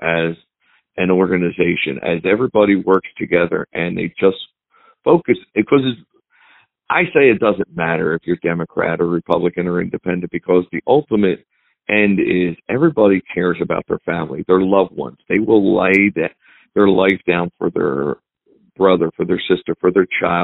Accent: New Jersey, United States; I grew up here in New Jersey, and I choose to want to stay here where my family is

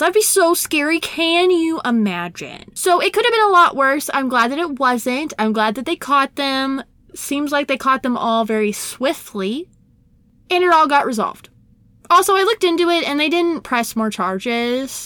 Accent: Brown County, Indiana, United States; my small hometown, Brown County, in Indiana

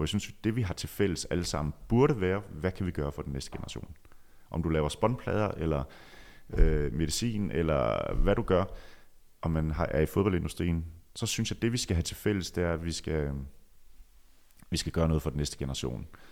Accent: Djursland, Central Denmark Region, Denmark; moved away; min tid på Djursland, hvor jeg voksede op

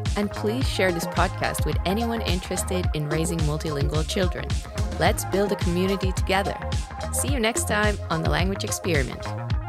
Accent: Finland; I grew up in Finland

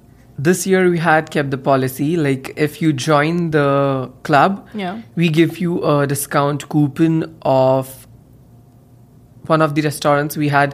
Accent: India; moved away as an adult; now in Thunder Bay, Canada

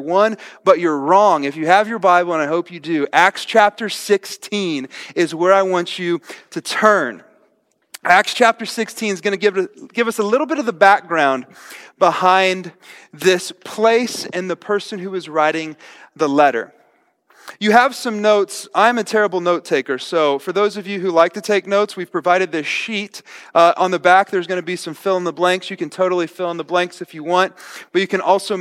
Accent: right outside of Tulsa, Oklahoma, United States; I grew up right outside of Tulsa, Oklahoma.

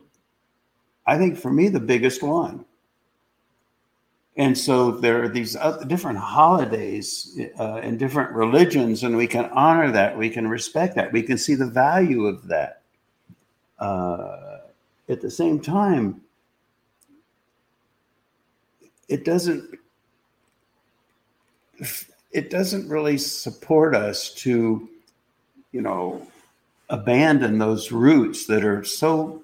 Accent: Columbus, Ohio, United States; I grew up in Columbus, Ohio

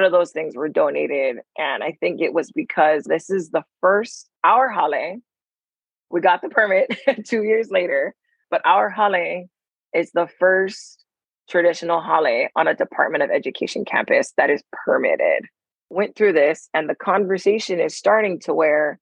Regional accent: Oahu, Hawaii, United States; I'm from Oahu. Currently, I live in He'i'i on Oahu.

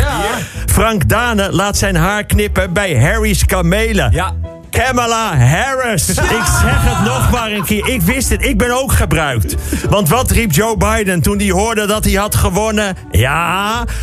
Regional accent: Amsterdam, North Holland, Netherlands; kom ik uit Amsterdam.

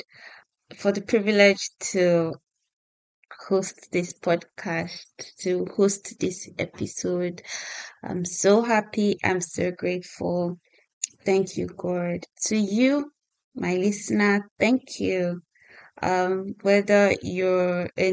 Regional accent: Nigeria; moved away as an adult; now in United Kingdom; I'm a Nigerian lady who moved to the UK some time ago.

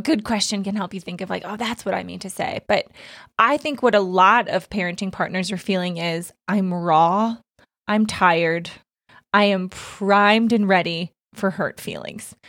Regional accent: Australia; I'm from Australia.

